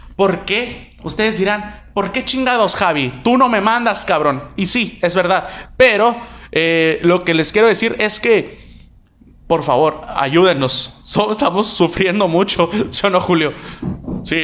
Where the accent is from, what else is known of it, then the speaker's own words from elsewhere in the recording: Mexico; Somos, somos mexicanos